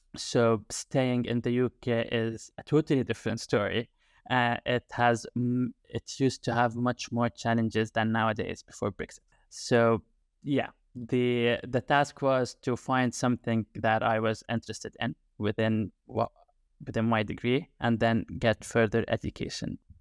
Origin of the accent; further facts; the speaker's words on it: Jordan; English is a second language; moved away as an adult; now in United Kingdom; I am originally from Jordan, and I've been in the U K for the past nine years, more or less